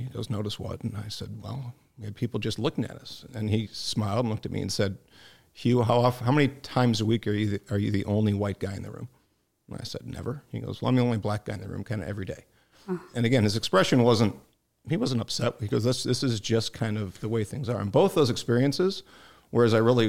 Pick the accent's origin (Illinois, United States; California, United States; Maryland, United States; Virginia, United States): Illinois, United States; Homewood; also born or lived in Youngstown, Ohio / Cleveland, Ohio; basically a Midwestern kid, so I was born in Youngstown, Ohio. Didn't live there long. My dad was in the steel business, so I grew up in Chicago, one of the south suburbs, Homewood